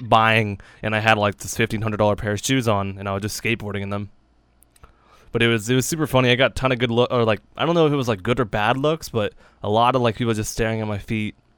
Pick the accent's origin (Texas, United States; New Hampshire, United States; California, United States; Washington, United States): New Hampshire, United States; we're from New Hampshire.